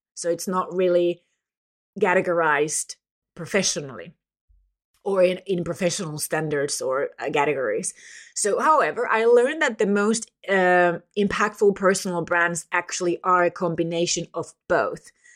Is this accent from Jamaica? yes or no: no; Finland; from Finland